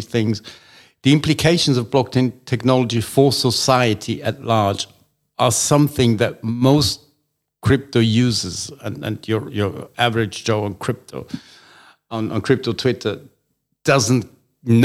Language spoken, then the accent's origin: English; Austria; now in United Kingdom; I was born in Austria